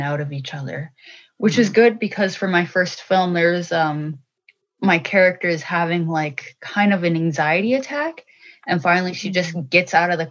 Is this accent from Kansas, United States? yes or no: no; Minnesota, United States; I'm from the Boys Fort Band of Chippewa from Minnesota. I live in Duluth, Minnesota, here with my family